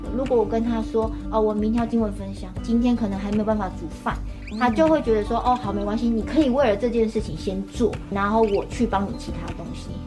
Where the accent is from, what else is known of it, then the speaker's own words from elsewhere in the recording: Zhubei, Hsinchu County, Taiwan; first language Mandarin; moved away as an adult; now in Smangus, Taiwan; 我是竹北人，然后我是 从平地架上来的，是土生土长的平地人，来到部落已经十二年了